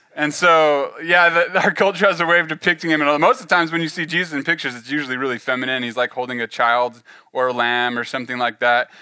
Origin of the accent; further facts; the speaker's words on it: the Central Valley, California, United States; moved away as an adult; now in Oklahoma, United States; I grew up in California, the Central Valley, uh, kind of on the on, out on the farm, on the ranch